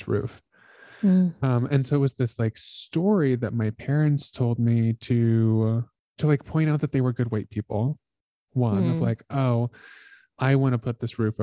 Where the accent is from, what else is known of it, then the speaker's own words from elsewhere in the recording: Colorado, United States; moved away; also born or lived in New York City; I'm white. I grew up in Colorado